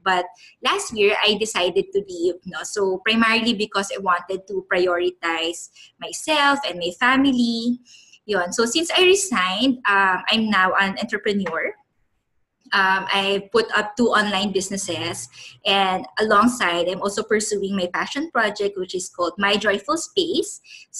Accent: Manila, Metro Manila, Philippines; parents, or actually my grandparents and my dad, were immigrants from China. But I personally was already born and raised here in Manila. Yun. So I'm on my early 30s

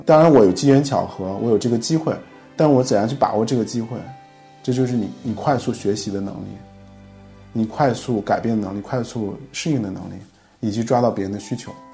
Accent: China; now in Sønderborg, Denmark; 我们是中国人

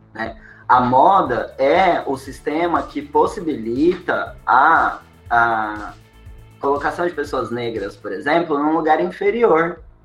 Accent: São Paulo, Brazil; now in Florianópolis, Brazil; Eu sou de São Paulo

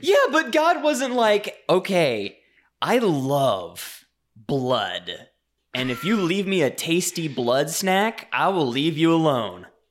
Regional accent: Louisiana, United States; I grew up in Louisiana

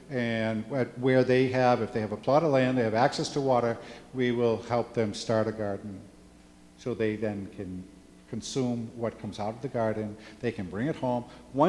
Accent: Juticalpa, Olancho, Honduras; And so I'm from Juticalpa, the Diocese of Juticalpa. And it's much more rural than what you would find in Tegucigalpa, and not as densely populated.

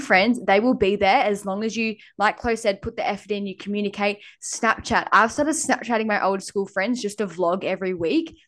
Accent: Lennox Head, New South Wales, Australia; moved away as an adult; also born or lived in Gold Coast; now in Airlie Beach, Australia; I lived in a small town called Lenox Head

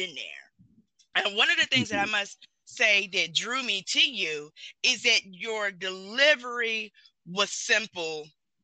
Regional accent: the South, United States; I'm from the South

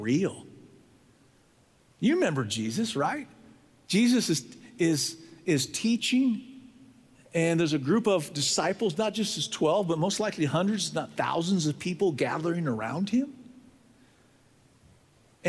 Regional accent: San Diego, California, United States; I was raised in San Diego

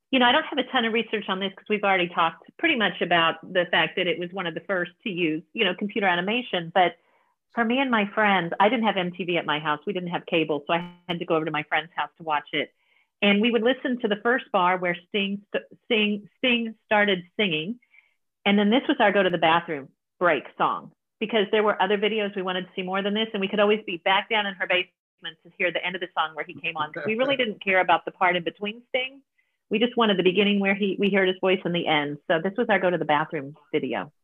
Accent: Kansas, United States; I grew up in Kansas

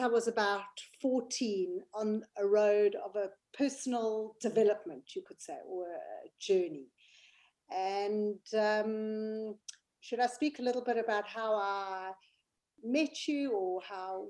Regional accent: South Africa; now in United Kingdom; I'm from South Africa but I live in the United Kingdom.

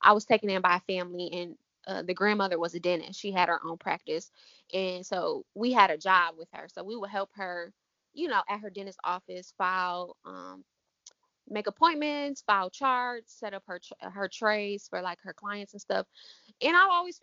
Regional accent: Ann Arbor, Michigan, United States; I'm from Ann Arbor, Michigan, so we have Aveda right downtown Ann Arbor

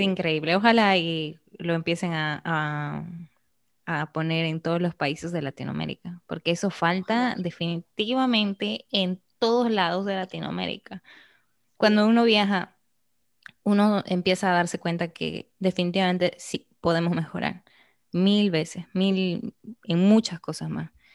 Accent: Arequipa, Peru; moved away as an adult; now in Dominican Republic; yo soy de Arequipa, en Perú.

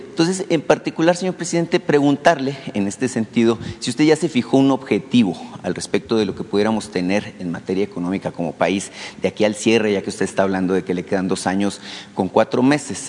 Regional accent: Sonora, Mexico; soy de Sonora

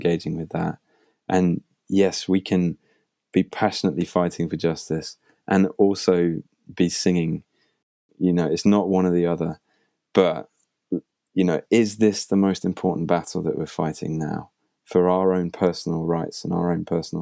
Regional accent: United Kingdom; I'm a British guy

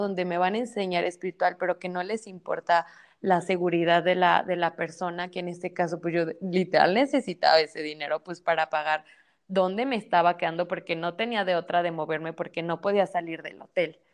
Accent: Mexico; soy mexicana

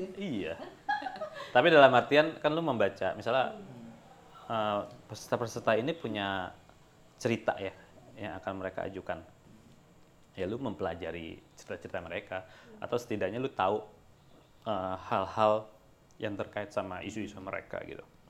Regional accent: Indonesia; gue dari Indonesia

